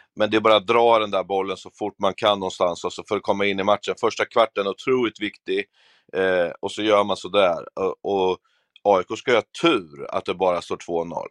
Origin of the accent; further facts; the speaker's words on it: Örebro, Örebro County, Sweden; det är mörkare hemma i Örebro